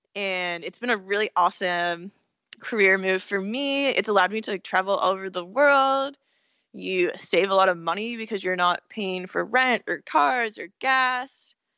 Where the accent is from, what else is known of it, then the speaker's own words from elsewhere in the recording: California, United States; also born or lived in Pennsylvania / San Francisco; I'm from California, so I was kind of, like, the hippie person there